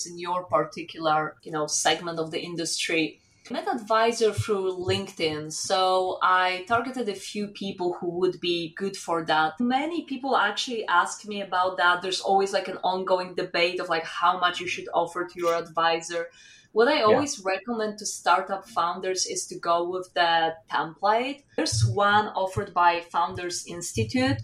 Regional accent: southeast Poland, Poland; moved away as an adult; also born or lived in Warsaw, Poland / France; I grew up in Poland. I was born in Poland and I lived in Southeast Poland, which is close to the border with Ukraine.

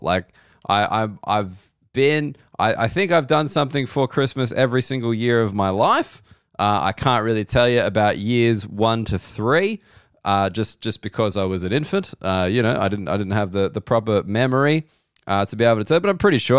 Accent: Australia; I'm an Australian and we're taught that a lot of things originated in the U K

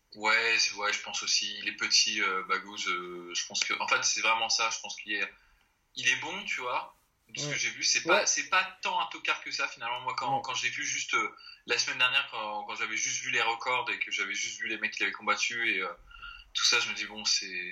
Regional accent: France; on est français

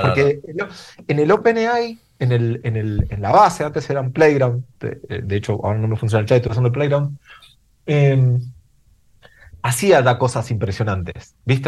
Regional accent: Mendoza, Argentina; now in Madrid, Spain; yo soy de Mendoza, Mendoza

